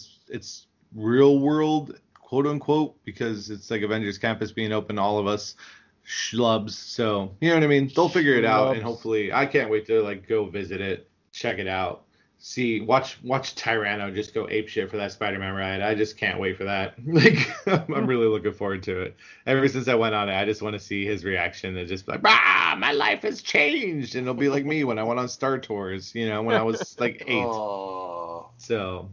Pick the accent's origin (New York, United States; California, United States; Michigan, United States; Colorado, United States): California, United States; Orange County; growing up in Orange County, California